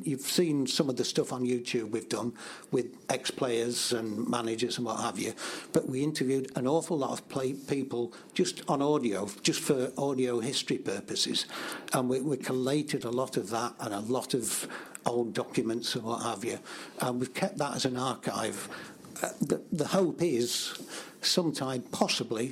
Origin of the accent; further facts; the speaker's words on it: Nottingham, East Midlands, United Kingdom; now in Barnsley, United Kingdom; I'm from Nottingham originally